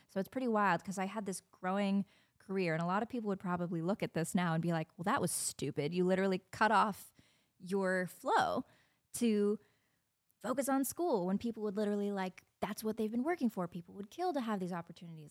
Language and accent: English; Indiana, United States; moved away; A lot of people stayed local, went to Purdue. I'm from Indiana